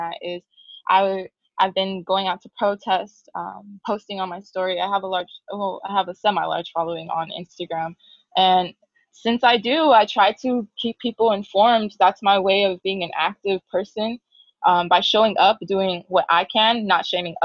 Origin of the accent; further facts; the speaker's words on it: Chula Vista, California, United States; moved away as an adult; also born or lived in Los Angeles; I am from San Diego, Chula Vista. Not born and raised, but I lived there for a majority of my life.